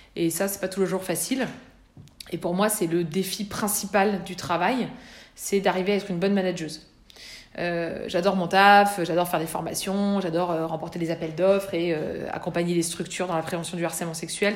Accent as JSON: {"language": "French", "area": "small village near Bourg-en-Bresse", "region": "Auvergne-Rhône-Alpes", "country": "France", "tie": "born or raised there", "said": "j'habitais dans un tout petit village d'Empire-sur-Velle, 800 euh, habitants à l'époque, euh, à 15 km de Bourg-en-Bresse"}